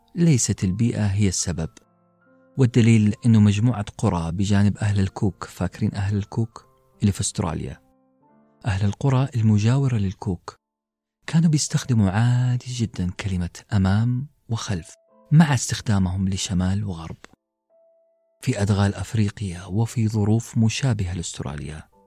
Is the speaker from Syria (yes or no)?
no; Western Region, Saudi Arabia; first language Arabic; في المنطقة الغربية عندنا في السعودية